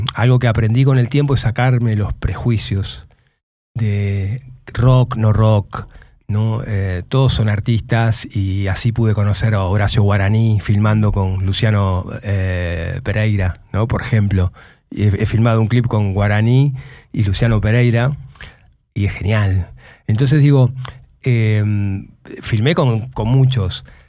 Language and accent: Spanish; Moreno, Buenos Aires Province, Argentina; vengo de Moreno, vengo de tener un grupo de rock en Moreno